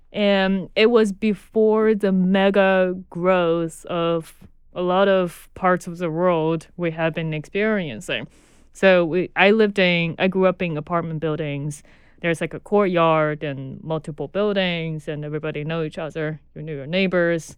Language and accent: English; Chengdu, Sichuan, China; moved away as an adult; now in Brooklyn, United States; I was born in Chengdu, China. Chengdu is uh, southwest part of China, so it's England. And I was born and grew up there till I was, I think it was just past 21 when I came here.